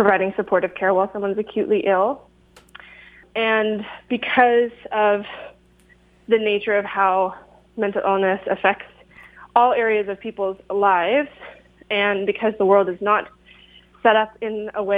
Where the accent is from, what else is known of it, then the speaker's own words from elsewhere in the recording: Kitchener, Ontario, Canada; now in Guelph, Canada; I grew up on the Six Nations of the Grand River Territory under the Haldimand Tract and Kitchener-Waterloo area.